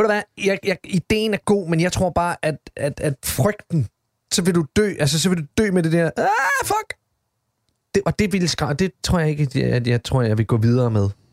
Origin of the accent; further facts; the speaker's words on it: Odense, Southern Denmark, Denmark; moved away as an adult; jeg er jo en Odense-dreng, bor i Odense, born and raised, har været væk i 20 år